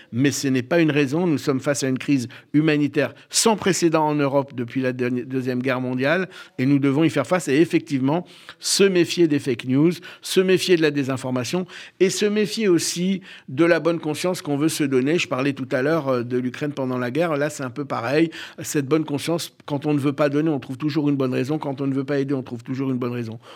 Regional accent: Bordeaux, Nouvelle-Aquitaine, France; je suis né en soixante-trois, à Bordeaux

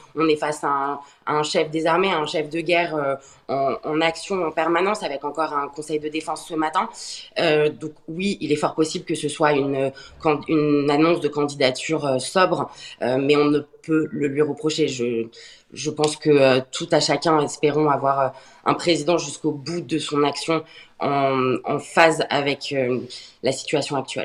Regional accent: France; en tant que Français

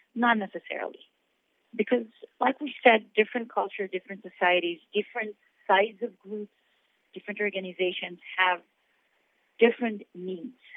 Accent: Israel; I'm born and raised in Israel

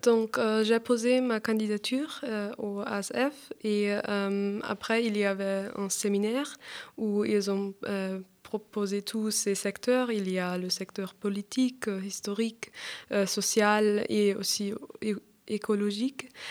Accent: Augsburg, Bavaria, Germany; French is a second language; moved away as an adult; now in Paris, France; Je viens d'Augsbourg, c'est une ville en Bavière

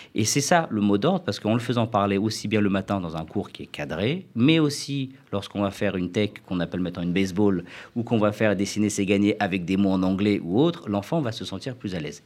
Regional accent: France; moved away as an adult; also born or lived in United States; quand j'ai quitté la France en 2001 pour faire mes études aux États-Unis

